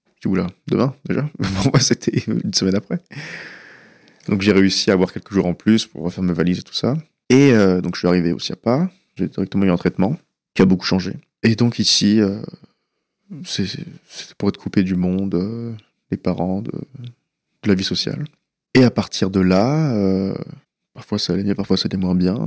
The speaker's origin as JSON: {"language": "French", "country": "France", "tie": "born or raised there", "also_born_or_lived": "California, United States", "first_language": "Persian", "second_language": "French", "said": "on revenus en France, donc j'avais un ou deux ans"}